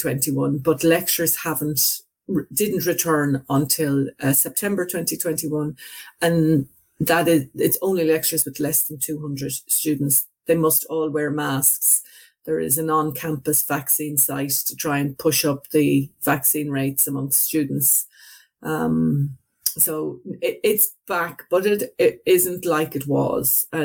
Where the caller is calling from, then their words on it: Limerick, Munster, Ireland; Yeah, I'm calling from Limerick in Ireland. It's on the western half of Ireland